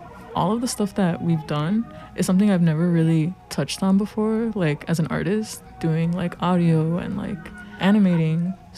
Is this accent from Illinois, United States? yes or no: yes; Chicago, Illinois, United States; I'm 21. I go by she, her, and I'm from Pilsen, but I live in Brighton Park now.